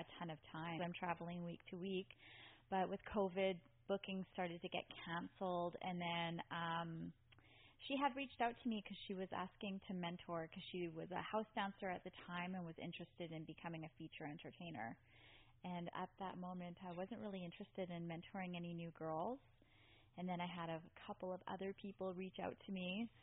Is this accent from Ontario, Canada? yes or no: no; Vancouver, British Columbia, Canada; moved away as an adult; now in Florida, United States; I'm from Western Canada, Vancouver.